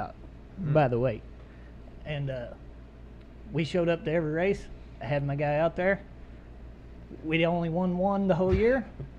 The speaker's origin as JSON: {"language": "English", "region": "Eastern Kentucky", "country": "United States", "moved": "yes", "said": "Not from here. I'm from Kentucky, if you can't tell by the voice."}